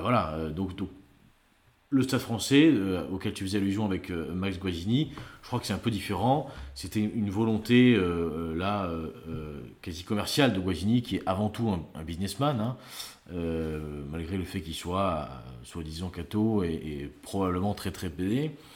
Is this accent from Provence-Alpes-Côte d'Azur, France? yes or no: no; Gers, Occitania, France; je suis gersois